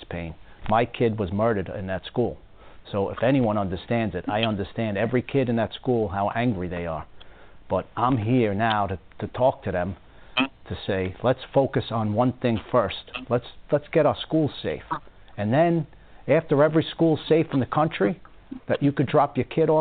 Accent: Long Island, New York, United States; moved away; I grew up in Long Island

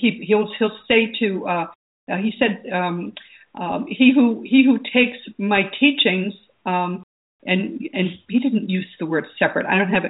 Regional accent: Missouri, United States; I mean, I'm from Missouri. You got to show me.

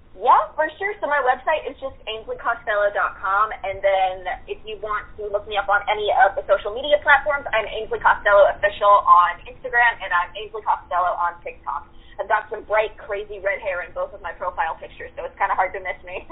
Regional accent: Seattle, Washington, United States; moved away; I'm originally from Seattle

